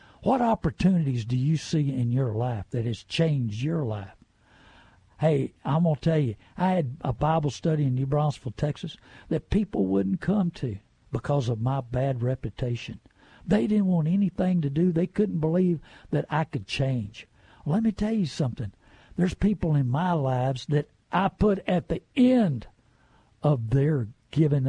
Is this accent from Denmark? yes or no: no; New Brunswick, Canada; I was born and raised in New Brunswick.